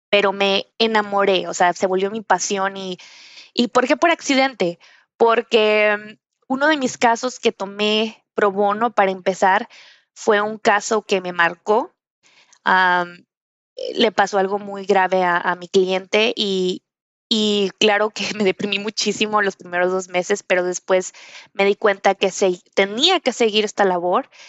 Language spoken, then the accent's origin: Spanish; Monterrey, Nuevo León, Mexico; also born or lived in Reynosa / Durango; Yo fui criada, o, bueno, nací en Reynosa, Tamaulipas, soy del norte y luego eh, eh, crecí en, Durango y, finalmente en Monterrey, Nuevo León, que fue donde estudié derecho.